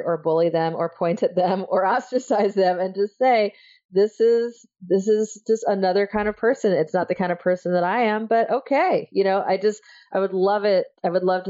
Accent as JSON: {"language": "English", "region": "Iowa", "country": "United States", "tie": "born or raised there", "said": "I grew up in Iowa"}